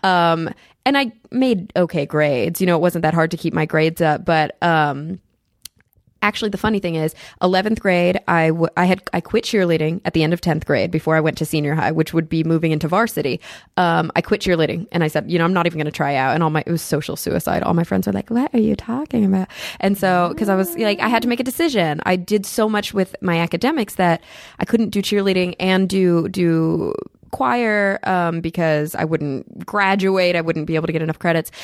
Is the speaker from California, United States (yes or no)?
no; Plano, Texas, United States; moved away as an adult; also born or lived in Denton, Texas / New York; was born and raised in Plano, Texas